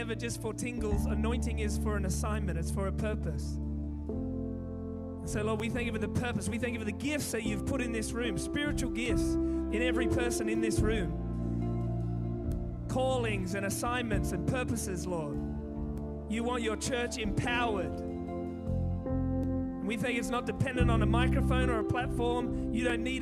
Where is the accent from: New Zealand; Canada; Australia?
Australia; Sydney, New South Wales; I'm from Sydney